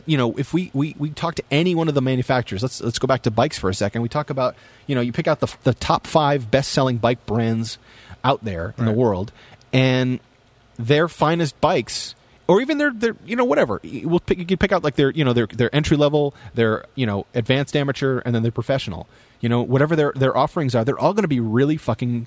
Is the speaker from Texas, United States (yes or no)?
no; New Jersey suburbs, United States; I grew up in the New Jersey suburbs